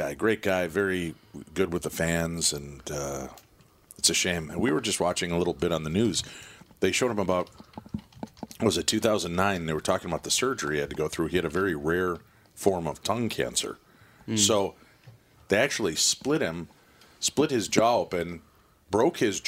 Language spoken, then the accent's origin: English; Illinois, United States; where I grew up in Illinois